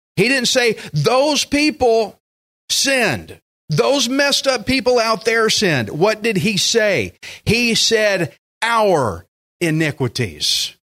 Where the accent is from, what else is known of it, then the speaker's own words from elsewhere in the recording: United States; I am American as it gets, red, white, and blue